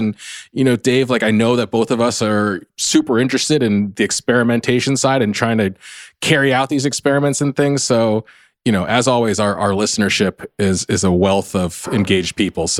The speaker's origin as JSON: {"language": "English", "region": "Southern California", "country": "United States", "tie": "born or raised there", "said": "I grew up in Southern California"}